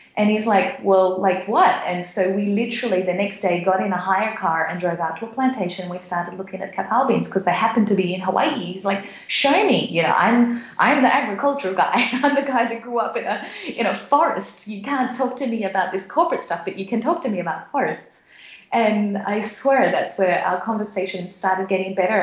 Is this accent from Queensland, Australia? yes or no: yes; Sunshine Coast, Queensland, Australia; moved away as an adult; also born or lived in Papua New Guinea; now in Frankfurt, Germany; I grew up in Australia in a very small beach town called the Sunshine Coast